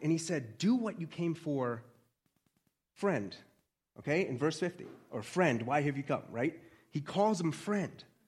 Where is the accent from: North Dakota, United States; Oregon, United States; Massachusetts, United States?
Massachusetts, United States; Boston; accent: Boston; I'm a Bostonian